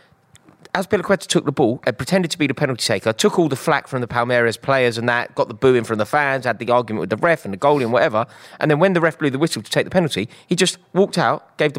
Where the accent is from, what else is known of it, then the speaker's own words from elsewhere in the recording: London, United Kingdom; I'm a Londoner